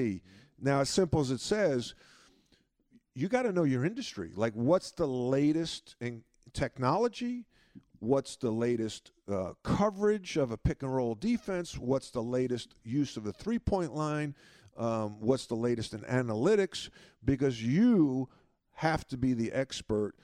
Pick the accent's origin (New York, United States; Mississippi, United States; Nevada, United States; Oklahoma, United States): New York, United States; Long Island; grow up where I grew up on Long Island with great parents